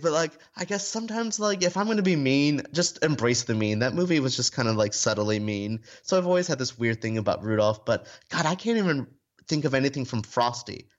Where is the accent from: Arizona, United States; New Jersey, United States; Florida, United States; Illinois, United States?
Florida, United States; I grew up in Florida where we've never had a toy store this big